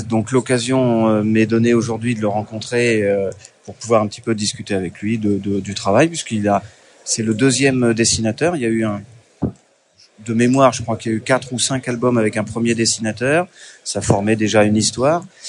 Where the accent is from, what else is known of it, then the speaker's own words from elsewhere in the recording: Deux-Sèvres, Nouvelle-Aquitaine, France; je suis des Deux-Sèvres